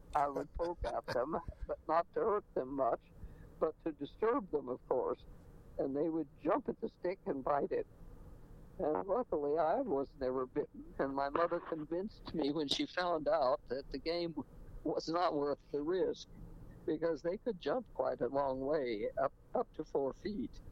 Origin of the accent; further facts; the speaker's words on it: New Mexico, United States; moved away; also born or lived in Rochester, New York; I was born in New Mexico